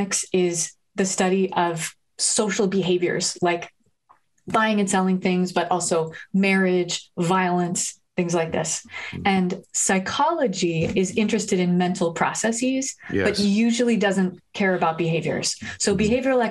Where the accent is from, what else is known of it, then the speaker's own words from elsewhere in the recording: New Haven, Connecticut, United States; my hometown of New Haven